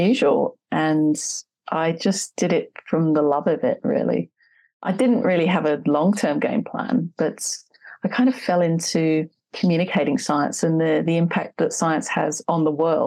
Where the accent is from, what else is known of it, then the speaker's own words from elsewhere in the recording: Wethersfield, East of England, United Kingdom; now in Hobart, Australia; I grew up in kind of a rural area in the UK, a small village called Wethersfield, just north of London